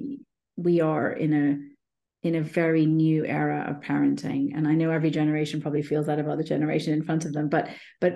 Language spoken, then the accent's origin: English; India; Being Indian myself